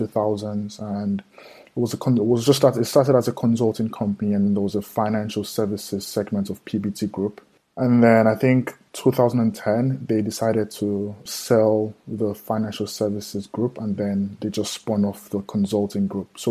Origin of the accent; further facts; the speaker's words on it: Nigeria; I'm from Nigeria